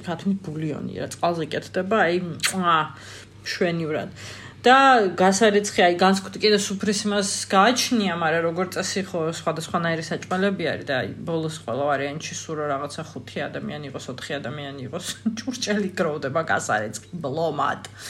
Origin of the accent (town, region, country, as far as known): Georgia; born or raised there; also born or lived in Tbilisi